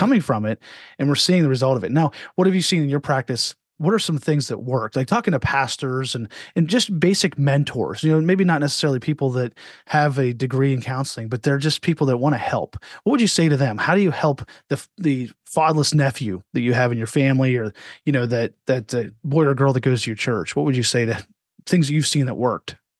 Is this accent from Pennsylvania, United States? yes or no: yes; Altoona, Pennsylvania, United States; I grew up in Altoona, Pennsylvania.